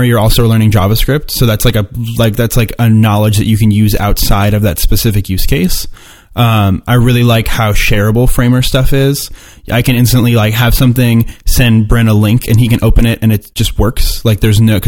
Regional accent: Florida, United States; I'm from Florida

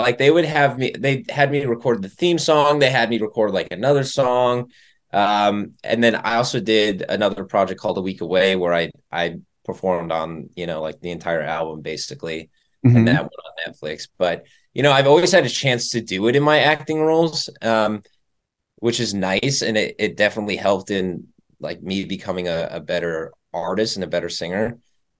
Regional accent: Chicago, Illinois, United States; Yes, sir. Born and raised. Cubs fan.

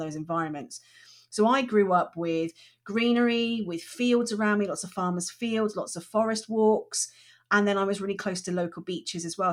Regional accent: Chard, South West England, United Kingdom; moved away; also born or lived in Liverpool; I was born in Liverpool, and, but I grew up in Somerset, and I grew up in a, in a town called Chard

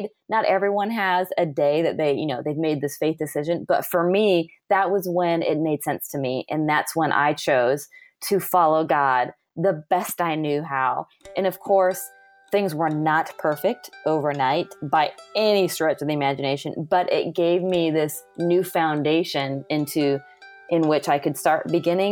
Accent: California, United States; moved away as an adult; I grew up in California, and I was there until I was about 26 or 27.

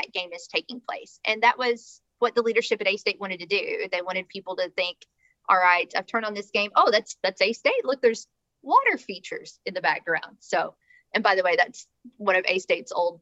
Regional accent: the South, United States; we're from the South

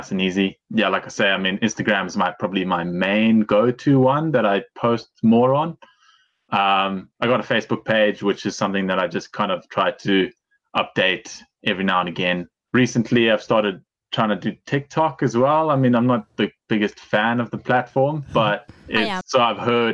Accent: Zimbabwe; moved away as an adult; also born or lived in England; now in Pemberton, Australia; we moved back out to Zim where I was born. And then I lived there pretty much my whole life until I was 18.

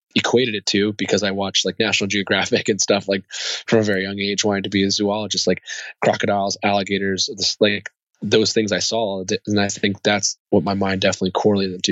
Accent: Columbia, Maryland, United States; also born or lived in Bremerhaven, Germany / Bad Kreuznach, Germany; I grew up in Maryland. I grew up out in Columbia at, at, after that until I was 18

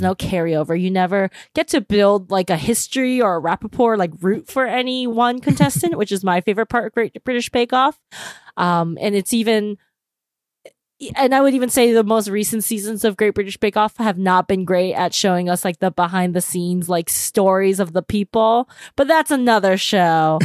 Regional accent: United States; speaking as American

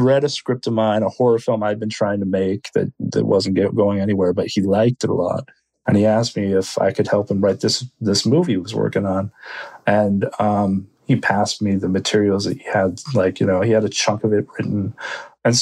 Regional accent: United States; I'm Korean American

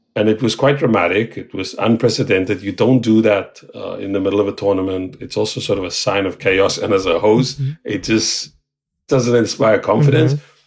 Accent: South Africa; now in New York City, United States; I'm South African

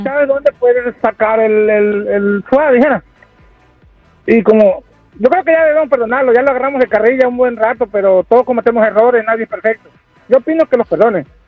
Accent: Michoacán, Mexico; moved away; somos de Michoacán

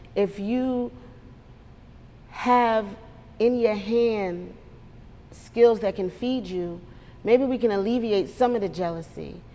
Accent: New York, United States; moved away; I'm from New York

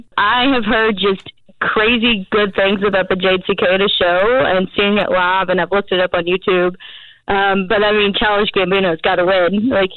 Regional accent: Kentucky, United States; I'm from Kentucky

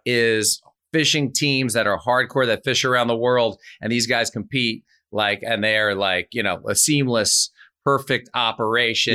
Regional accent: New York, United States; I'm from New York

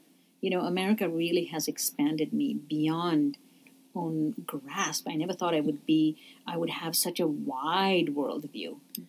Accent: Jammu and Kashmir, India; now in United States; I said, Kashmir. They didn't know what that was. They said, where are you really from? I said, oh, I'm from India. So all of a sudden I became an Indian.

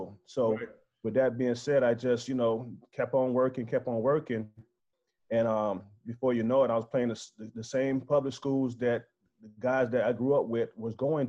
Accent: Tampa, Florida, United States; growing up in East Tampa, known as Jackson Heights

